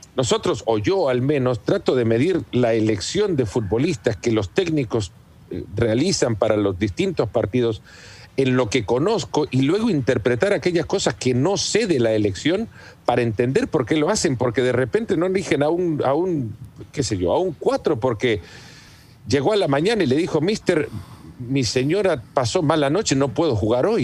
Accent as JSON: {"language": "Spanish", "country": "El Salvador", "tie": "born or raised there", "said": "mi padre eh, tiene una plantación de café desde hace muchos años en El Salvador, de donde soy, mm. y crecí con la cultura del café desde muy pequeño"}